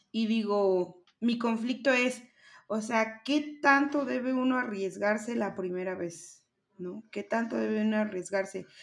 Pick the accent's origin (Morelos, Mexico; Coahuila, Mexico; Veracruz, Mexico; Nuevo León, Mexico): Veracruz, Mexico; now in Mexico City, Mexico; cuando yo me vine a la ciudad de México, o sea, yo me vine desde Veracruz